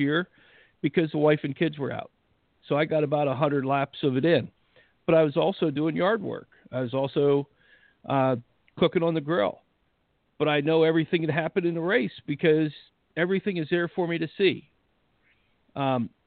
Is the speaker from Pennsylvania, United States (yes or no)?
yes; Pennsylvania, United States; whenever I grew up in Pennsylvania